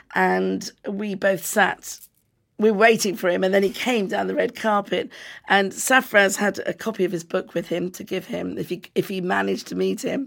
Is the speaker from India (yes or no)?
no; United Kingdom; I'm British